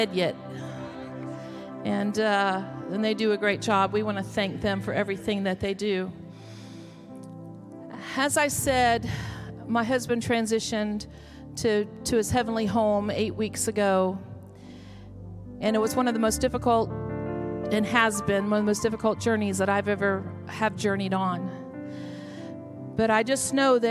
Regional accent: Florida, United States; moved away; I'm from Florida

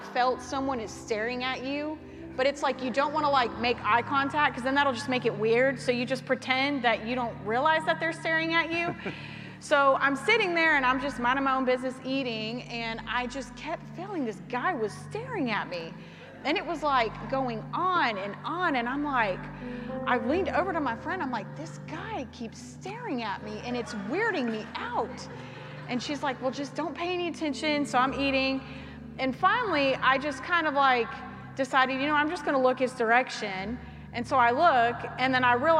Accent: Georgia, United States; moved away as an adult; now in Oklahoma, United States; my hometown in Georgia

